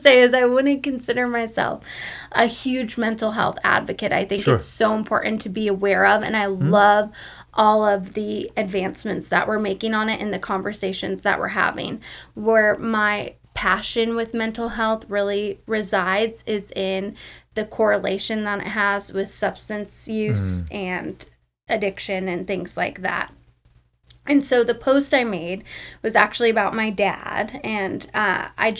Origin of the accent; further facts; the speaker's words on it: Arizona, United States; moved away as an adult; also born or lived in Oklahoma; now in Oklahoma City, United States; I love Arizona so much. It's amazing. That's where I grew up.